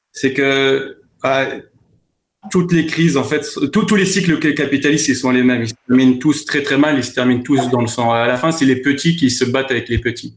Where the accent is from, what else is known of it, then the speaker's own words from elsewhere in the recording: France; je suis issu euh, de parents qui sont issus de l'immigration, donc je suis né en France.